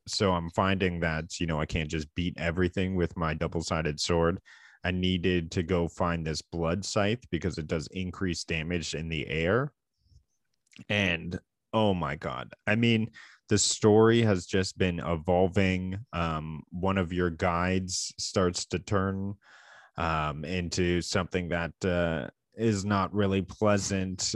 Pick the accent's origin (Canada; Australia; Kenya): Canada; we are two Canadian gaming enthusiasts